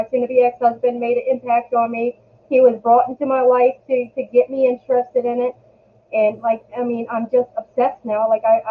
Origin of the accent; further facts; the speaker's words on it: Louisiana, United States; born and raised in Louisiana.